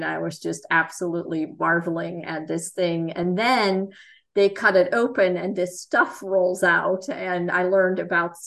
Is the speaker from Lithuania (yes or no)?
no; Netherlands; moved away as an adult; also born or lived in Florida / Kentucky; now in United States; I am from the Netherlands